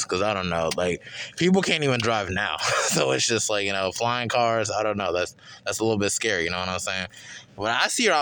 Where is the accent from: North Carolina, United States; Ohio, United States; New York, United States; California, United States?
North Carolina, United States; Charlotte; I'm from Eastside Charlotte